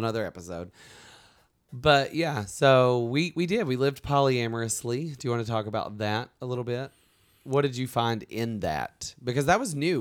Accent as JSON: {"language": "English", "region": "Alabama", "country": "United States", "moved": "yes", "said": "we're both from Alabama"}